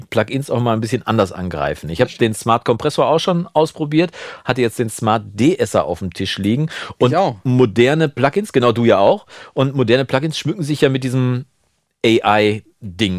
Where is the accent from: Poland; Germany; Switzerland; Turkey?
Germany; Münsterland, North Rhine-Westphalia; bei uns in Münsterland